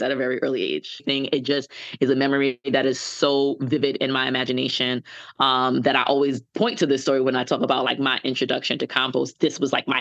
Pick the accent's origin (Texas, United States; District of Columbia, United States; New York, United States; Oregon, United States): New York, United States; New York City; also born or lived in St. Thomas, U.S. Virgin Islands (family); I'm a Bronx native. I was born and raised in the Bronx, lived upstate for a little bit